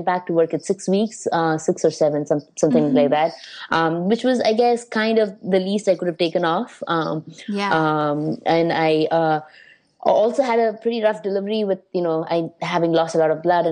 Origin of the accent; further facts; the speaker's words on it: India; now in New York, United States; being Indian